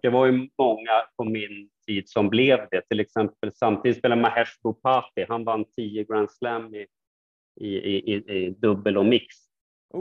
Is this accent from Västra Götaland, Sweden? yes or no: no; Stockholm, Stockholm County, Sweden; hem är ju alltid Stockholm liksom och Sverige